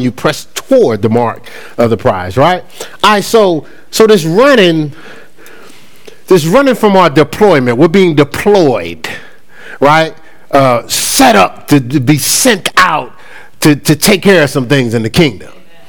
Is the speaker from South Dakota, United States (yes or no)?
no; Newark, New Jersey, United States; Now, I know I'm from Brick City. I know I'm a city boy from Jersey